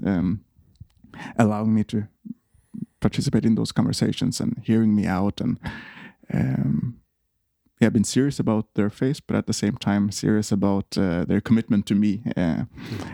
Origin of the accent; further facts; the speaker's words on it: Eidsvoll, Akershus, Norway; moved away as an adult; now in Copenhagen, Denmark; I'm from Norway. Uh, grew up uh, in a place called Eidsvoll, right outside of Oslo and uh, moved to Copenhagen when I was uh, 19.